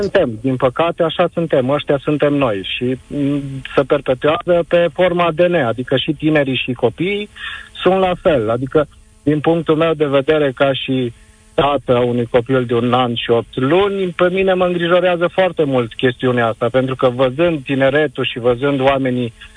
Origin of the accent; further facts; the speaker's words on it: Arad, Arad County, Romania; vă sunt din Arad